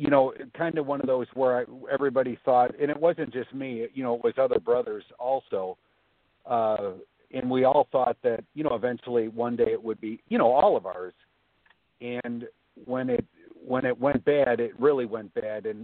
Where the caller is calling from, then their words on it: Florida, United States; I'm calling from Florida.